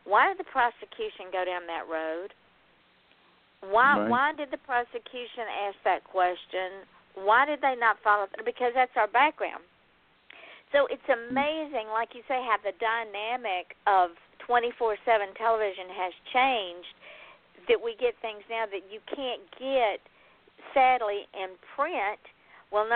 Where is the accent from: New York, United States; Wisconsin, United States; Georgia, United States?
Georgia, United States; moved away as an adult; also born or lived in Seattle; now in Treasure Coast, Florida, United States; I'm from Georgia, lived in Georgia all my life, except for 6 months